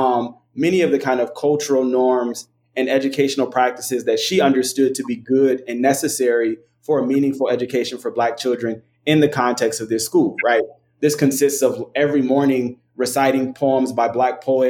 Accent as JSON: {"language": "English", "town": "Compton", "region": "California", "country": "United States", "tie": "born or raised there", "said": "I attended a small Black parochial school in Compton, California."}